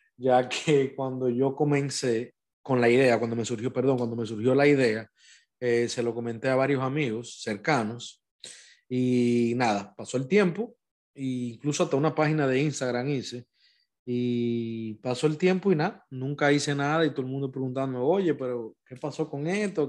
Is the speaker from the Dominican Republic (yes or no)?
yes; Dominican Republic; now in United States; mi país, República Dominicana